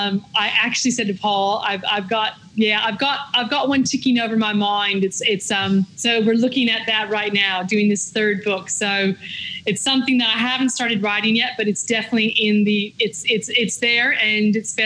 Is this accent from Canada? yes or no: no; Victoria, Australia; accent: Victorian; yes, now American accent there. So maybe it is. It's a Victorian lockdown accent.